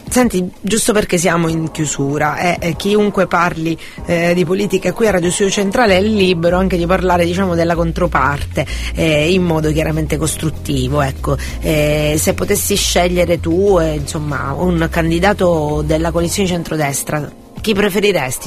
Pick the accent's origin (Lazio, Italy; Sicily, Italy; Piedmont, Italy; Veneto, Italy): Sicily, Italy; Catania; noi siamo di Catania, ma anche in Sicilia